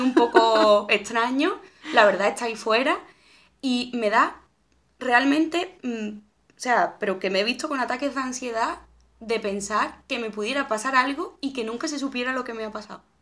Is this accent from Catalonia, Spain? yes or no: no; a village near Seville, Andalusia, Spain; moved away as an adult; now in Madrid, Spain; antes cuando vivía en Sevilla, yo muchas veces iba de mi pueblo a Sevilla Capital en bici.